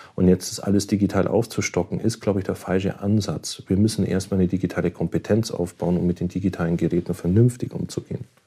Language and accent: German; Germany; Bei uns in Deutschland